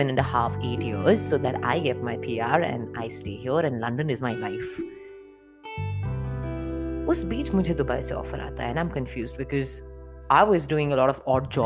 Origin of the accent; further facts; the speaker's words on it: Punjab, India; हम लोग पंजाबी हैं तो हमारे यहाँ जिसकी शादी होती है the bride she wears those कलीराज